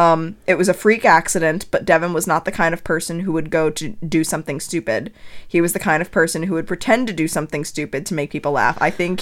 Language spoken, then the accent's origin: English; Connecticut, United States; born or raised there